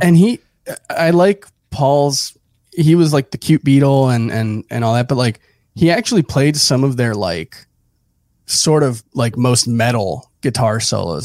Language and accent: English; Hialeah, Florida, United States; moved away as an adult; also born or lived in Miami / Broward; now in New York, United States; grew up in South Florida. I was born in Hialeah, Uh, lived in South Florida actually for the first thirty, thirty-one years of my life. Uh, just moved to New York a year and a half ago